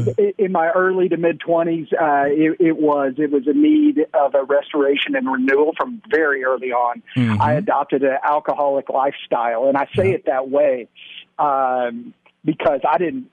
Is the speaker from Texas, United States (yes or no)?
yes; Dallas, Texas, United States; also born or lived in Alabama; I grew up here in Dallas, went to a Christian school, led chapel even, right. And then went off to school in Alabama. I went to Auburn